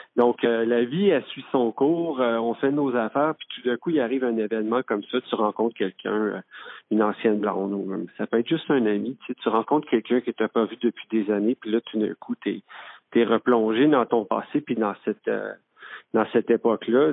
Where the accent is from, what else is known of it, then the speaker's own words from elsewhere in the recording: Quebec City, Quebec, Canada; moved away; also born or lived in Saint-Jean-sur-Richelieu; je suis originaire de la ville de Québec. Puis J'ai grandi j'ai grandi dans, un quartier qui s'appelle saint puis j'ai grandi à Limoilou aussi.